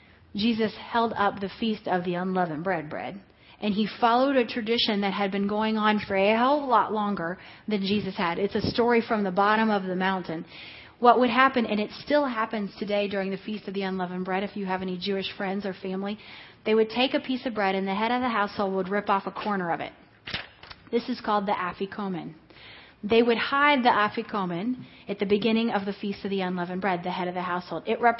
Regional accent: Mexico; Hello. I am from Mexico.

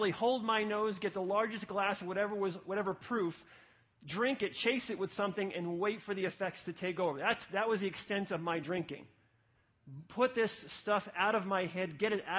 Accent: New City, New York, United States; From sixth grade to high school, I grew up in an apartment complex, the Garden Apartments in New City, New York

